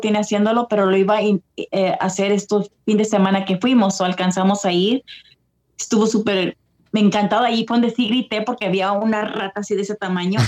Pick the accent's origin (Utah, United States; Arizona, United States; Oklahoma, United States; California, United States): California, United States; also born or lived in El Paso, Texas, United States; now in East Coast, United States; nací en El Paso, pero me quedé en California